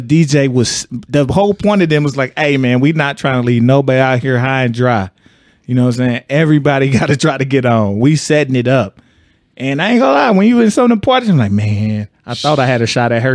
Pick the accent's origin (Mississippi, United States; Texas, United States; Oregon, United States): Texas, United States; I'm from Texas, so we had a whole nother club scene